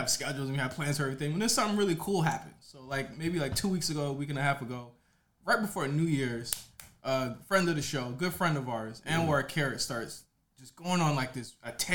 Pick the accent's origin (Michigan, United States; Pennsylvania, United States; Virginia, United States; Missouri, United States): Virginia, United States; I'm from Virginia, and I went to school in Richmond